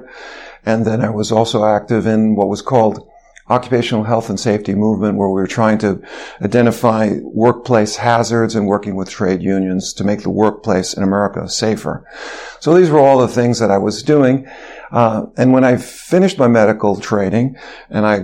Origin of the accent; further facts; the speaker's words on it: New York City, New York, United States; I grew up in Manhattan during the 1950s.